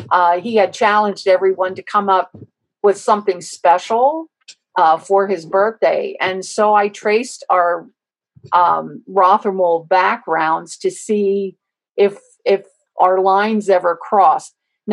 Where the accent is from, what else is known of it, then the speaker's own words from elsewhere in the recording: Host, Pennsylvania, United States; accent: Pennsylvania Dutch; Growing up in Host, guess what? You just did have a accent.